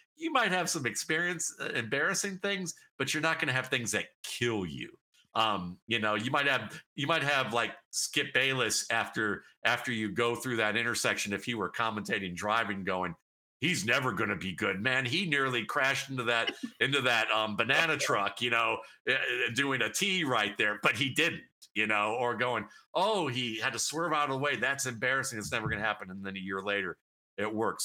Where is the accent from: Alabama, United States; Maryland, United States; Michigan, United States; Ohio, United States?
Ohio, United States; Cleveland; growing up in Cleveland, Ohio